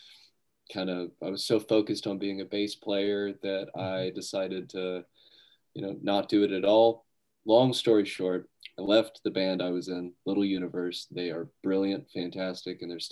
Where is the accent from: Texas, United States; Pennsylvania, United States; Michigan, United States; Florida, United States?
Texas, United States; Grand Prairie; I grew up in Grand Prairie. I've lived here in North Texas my entire life.